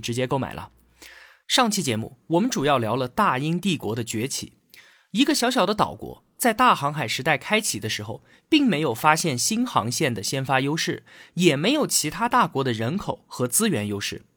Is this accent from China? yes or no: yes; China; 我们中国人